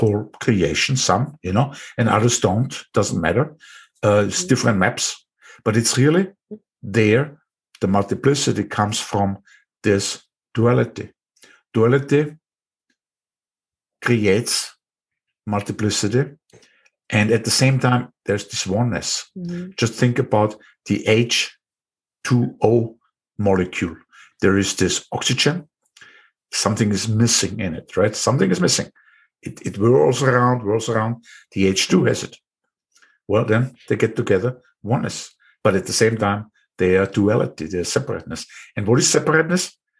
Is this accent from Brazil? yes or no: no; Austria; accent: Austrian; English is a second language; my Austrian accent